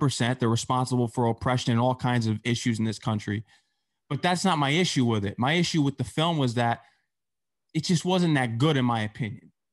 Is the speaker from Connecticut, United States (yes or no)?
yes; Fairfield County, Connecticut, United States; I'm from Fairfield County